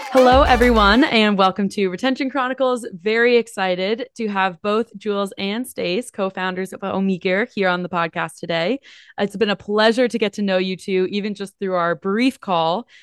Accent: New Jersey, United States; I grew up in New Jersey, very close to the beach.

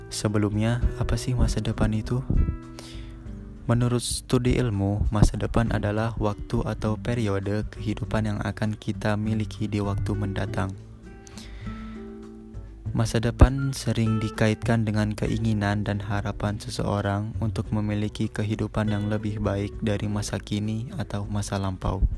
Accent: Bandar Lampung, Lampung, Indonesia; Asal saya Bandar Lampung.

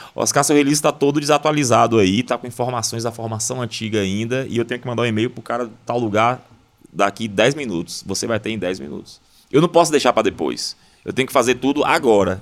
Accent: interior of Bahia, Brazil; eu sou do interior da Bahia, de uma cidade pequena

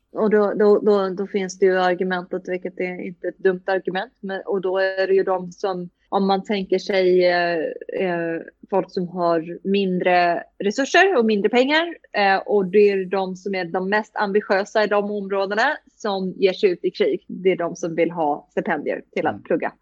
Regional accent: Sweden; moved away as an adult; also born or lived in United States; jag kom från Sverige

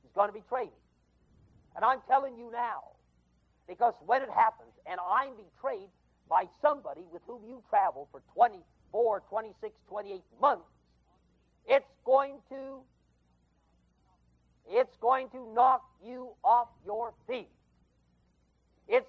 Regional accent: West Coast, United States; moved away; I come from the West Coast

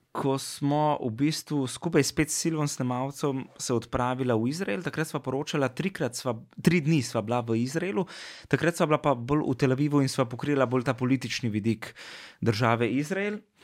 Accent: Slovenia; smo Slovenci

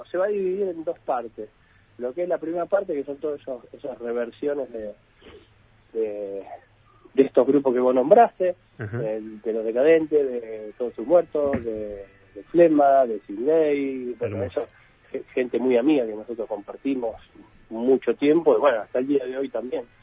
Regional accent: Argentina; somos argentinos

